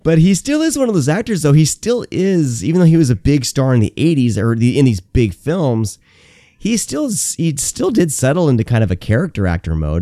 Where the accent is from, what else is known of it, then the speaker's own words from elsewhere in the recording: Garner, Iowa, United States; also born or lived in Bay Area, California; I grew up in Garner, Iowa, uh, is where I, when I was ten, was relocated to from the Bay Area, California.